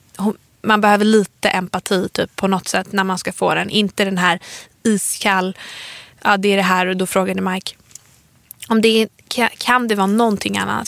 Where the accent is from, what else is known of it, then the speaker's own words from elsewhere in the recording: Stockholm, Stockholm County, Sweden; vi är ju från Stockholm, vi har ju vår släkt här i Stockholm